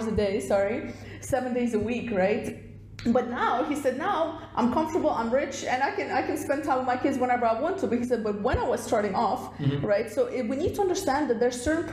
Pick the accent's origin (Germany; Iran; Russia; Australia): Russia; moved away; originally I'm from Russia, so when we were growing up in like the Soviet Union state